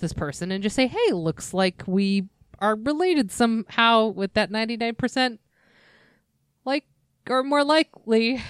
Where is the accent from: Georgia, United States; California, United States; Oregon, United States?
California, United States; Glendora; where I grew up in Glendora